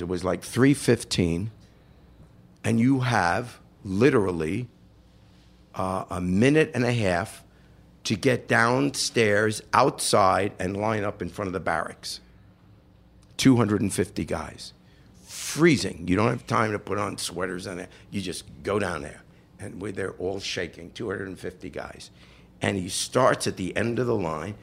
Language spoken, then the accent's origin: English; New York, United States; moved away as an adult; also born or lived in London, England / Chicago; now in Cincinnati, United States; I was this kid from New York